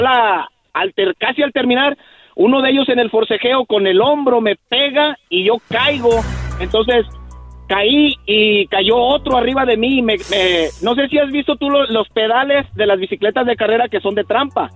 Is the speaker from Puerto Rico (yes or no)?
no; Tlaquepaque, Jalisco, Mexico; yo soy de ahí de Mero Tlaquepaque